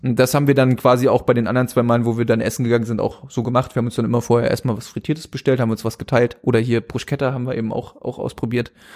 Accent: Germany; aus Deutschland

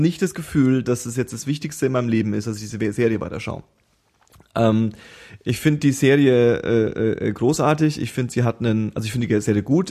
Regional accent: Germany; als Deutscher

